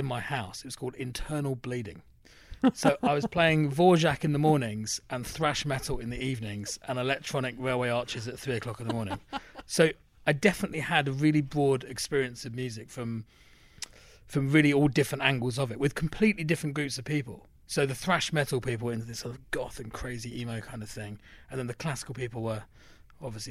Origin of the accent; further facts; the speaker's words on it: London, United Kingdom; now in United States; growing up in London